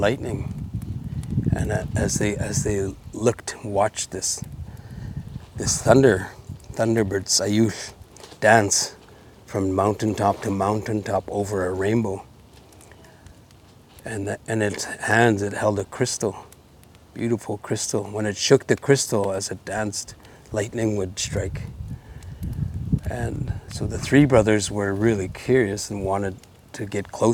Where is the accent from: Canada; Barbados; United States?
Canada; North Vancouver, British Columbia; also born or lived in Bella Coola, Canada; I come from Nuhok Belakula and Tslewatu Burrard here in North Vancouver